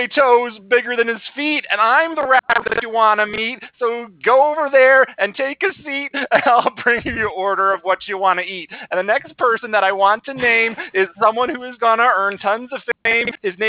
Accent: Minnesota, United States; I'm out from Minnesota, and I want to get to know you.

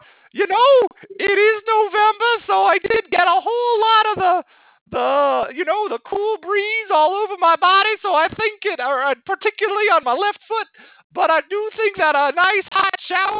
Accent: Australia; I don't know anything about Turkey Day because I'm from Australia.

